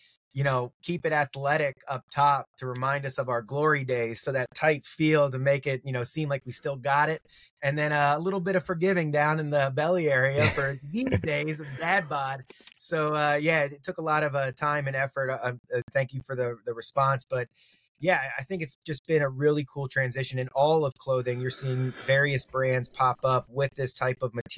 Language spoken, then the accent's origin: English; Maryland, United States; moved away as an adult; also born or lived in Philadelphia / Brooklyn; I'm an East Coast cat, born and raised in Maryland.